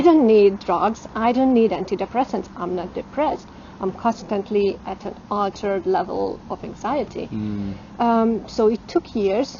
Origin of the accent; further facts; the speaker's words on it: Eastern Hungary, Hungary; moved away; I grew up in an Eastern Hungarian village